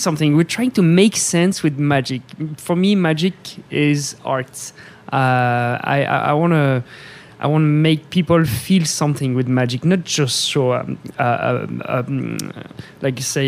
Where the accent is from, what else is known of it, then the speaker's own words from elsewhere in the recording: France; moved away as an adult; now in Las Vegas, United States; I came from France with the Cirque du Soleil